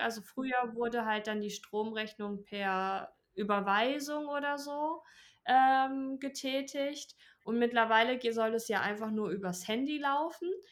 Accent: Germany; bei uns in Deutschland

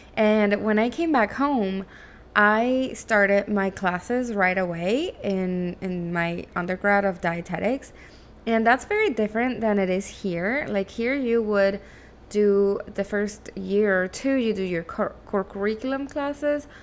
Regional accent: Caracas, Capital District, Venezuela; first language Spanish; English is a second language; moved away as an adult; also born or lived in Miami, United States; now in United States; I am originally from Venezuela. I was born and raised in Caracas, and that means my native language is actually Spanish, and English is my second language.

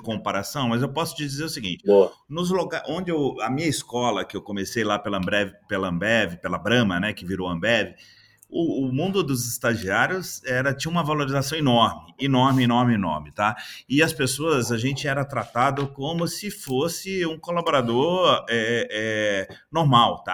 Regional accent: interior of Minas Gerais, Brazil; moved away; also born or lived in Belo Horizonte; eu sou do interior de Minas, é, formado em administração

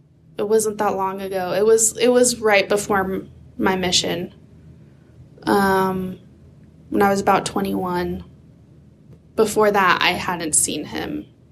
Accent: Oregon, United States; also born or lived in Idaho; And I grew up in Oregon, although my family moved a lot between like Idaho and Oregon.

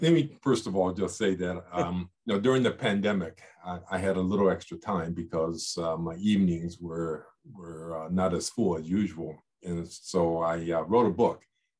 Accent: Yokohama, Kanagawa, Japan; born there; I was born in Yokohama, as you mentioned. I was raised by my mother, who's Japanese, for the first part of my life.

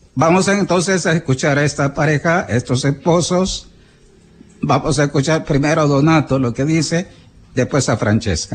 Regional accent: El Salvador; somos los salvadoreños

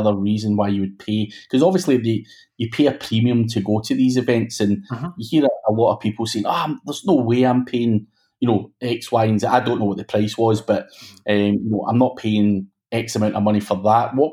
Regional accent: Glasgow, Scotland, United Kingdom; I'm from Glasgow in Scotland

